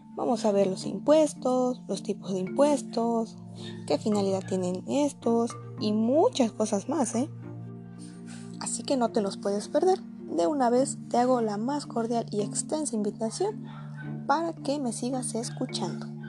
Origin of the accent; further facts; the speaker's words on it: Mexico; Soy orgullosamente mexicana